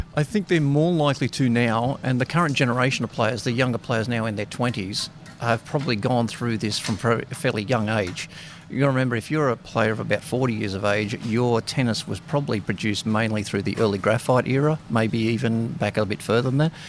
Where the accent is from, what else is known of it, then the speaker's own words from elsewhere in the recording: Sydney, New South Wales, Australia; I'm from Sydney, but obviously working here at the Australian Open.